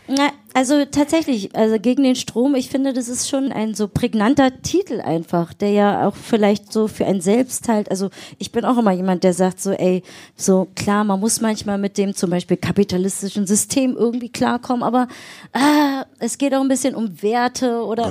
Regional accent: Berlin, Germany; Wir sind ja richtige Berliner Pflanzen

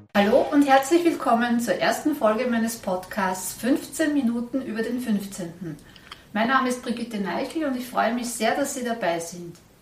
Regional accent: Vienna, Austria; bei uns in Wien

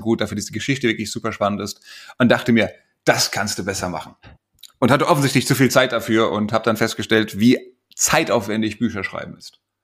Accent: Frankfurt, Hesse, Germany; als Frankfurter Bub

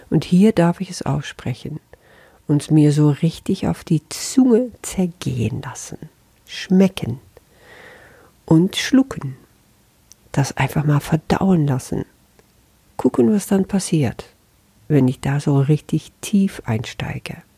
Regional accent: Netherlands; first language Dutch; German is a second language; Und als Niederländerin, obwohl das auch nur ein Etikett ist, das sehe ich schon, erfahre ich das dann anders.

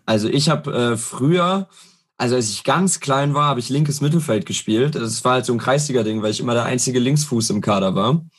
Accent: Herne, North Rhine-Westphalia, Germany; ich komme aus Herne

